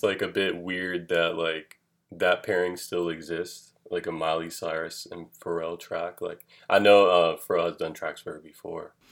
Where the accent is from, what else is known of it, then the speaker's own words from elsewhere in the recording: Atlanta, Georgia, United States; I'm from Atlanta, Georgia